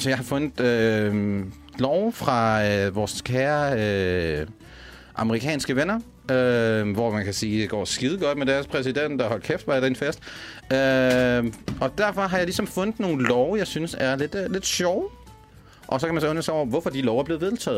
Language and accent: Danish; Denmark; now in Copenhagen, Denmark; som jyde